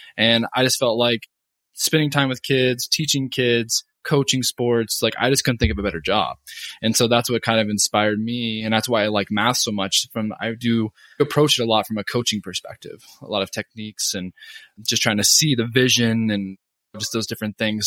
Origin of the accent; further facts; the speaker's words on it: Oregon, United States; moved away as an adult; also born or lived in Kentucky / Hawaii; now in Calgary, Canada; I'm actually from Oregon originally